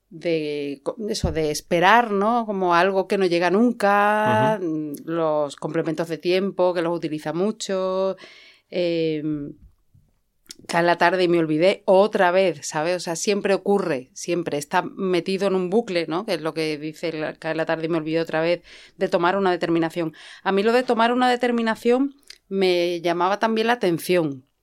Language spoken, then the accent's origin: Spanish; Madrid, Community of Madrid, Spain; Sí, pero yo soy ochentera. Me crié en Madrid